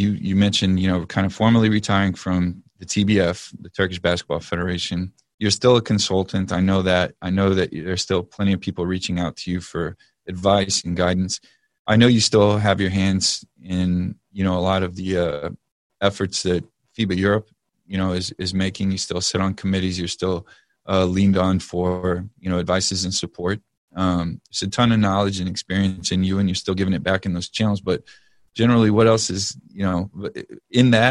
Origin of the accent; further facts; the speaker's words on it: Texas, United States; I'm from Texas